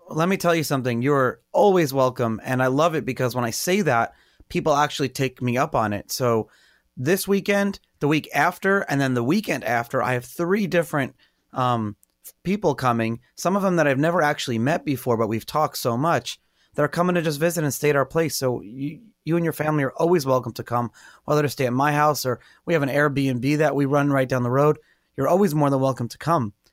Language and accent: English; New York City, New York, United States; growing up in Brooklyn, not really around water